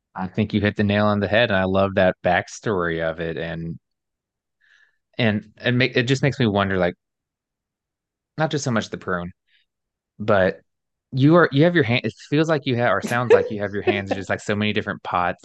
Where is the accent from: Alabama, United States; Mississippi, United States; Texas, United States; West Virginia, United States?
Alabama, United States; moved away as an adult; also born or lived in New York City; I was born and raised in Alabama, like, deep South